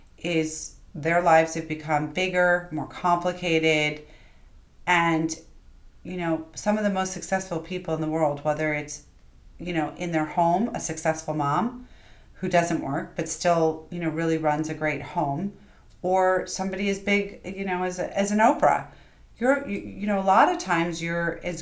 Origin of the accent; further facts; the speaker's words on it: New York, United States; sometimes being a New Yorker and being super fast and not having a ton of time and not necessarily always being the most flowery person.